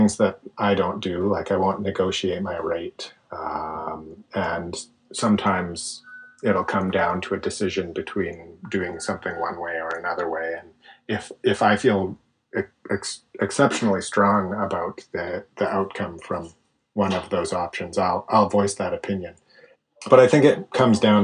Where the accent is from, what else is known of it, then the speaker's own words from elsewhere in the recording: Canada; I'm Canadian